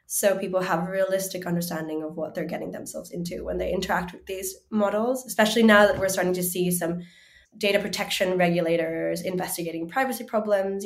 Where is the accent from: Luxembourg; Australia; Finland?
Finland; And I grew up in Finland, but I'm half Chinese